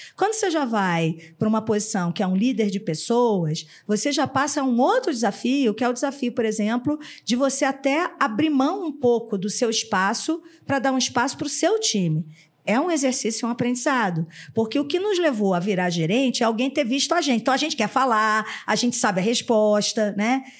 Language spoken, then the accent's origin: Portuguese; Rio de Janeiro, Brazil; now in São Paulo, Brazil; sou carioca